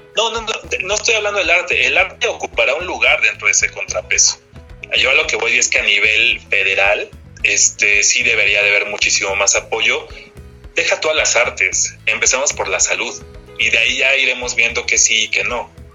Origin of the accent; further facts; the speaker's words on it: Mexico; nosotros como mexicanos